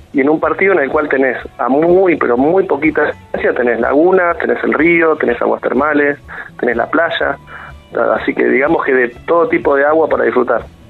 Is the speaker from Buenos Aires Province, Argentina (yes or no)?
yes; Bahía Blanca, Buenos Aires Province, Argentina; now in Pedro Luro, Argentina; yo soy de Bahía Blanca nativo